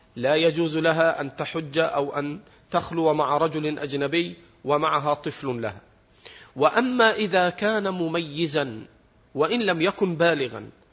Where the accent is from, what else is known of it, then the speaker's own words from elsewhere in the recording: Egypt; احنا عندنا في مصر